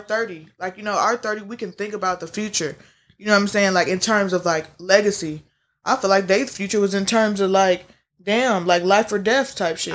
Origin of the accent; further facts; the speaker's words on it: Midwest, United States; we all from the Midwest, but we came from the South. My people came from Alabama.